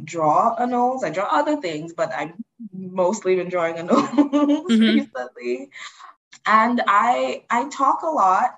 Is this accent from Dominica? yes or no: yes; Dominica; I'm from the Commonwealth of Dominica. That's not Dominican Republic. It's a completely different island.